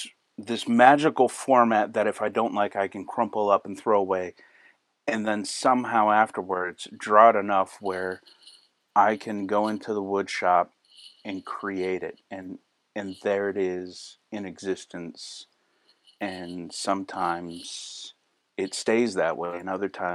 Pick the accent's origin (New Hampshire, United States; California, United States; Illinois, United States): New Hampshire, United States; Manchester; also born or lived in Maine; I grew up in New Hampshire in a small town of Manchester, New Hampshire, and in there, I knew nothing of woodworking. We journeyed all the way to the backwoods of Maine. My family moved around in my childhood a whole lot.